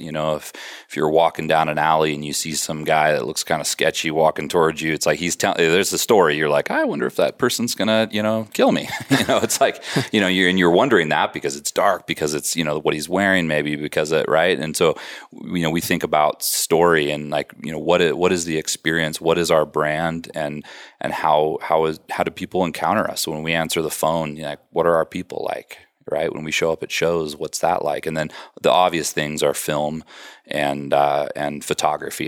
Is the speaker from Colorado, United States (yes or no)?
yes; Colorado, United States; moved away as an adult; also born or lived in Wisconsin; I grew up in Colorado